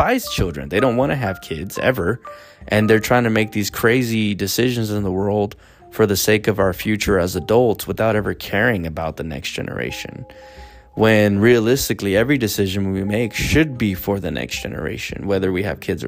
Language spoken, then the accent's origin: English; United States